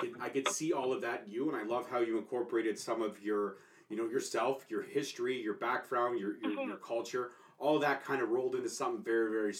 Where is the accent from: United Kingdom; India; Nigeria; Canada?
Canada; But I'm Canadian, sure.